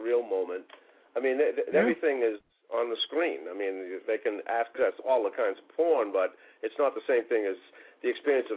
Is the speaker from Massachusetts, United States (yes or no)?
yes; Boston, Massachusetts, United States; growing up in Boston, back when we were youngsters in the 50s and 60s